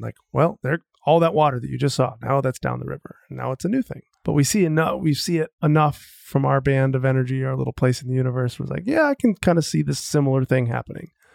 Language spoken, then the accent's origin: English; Marshfield, Wisconsin, United States; I grew up in Wisconsin, central Wisconsin, a little tiny town called Marshfield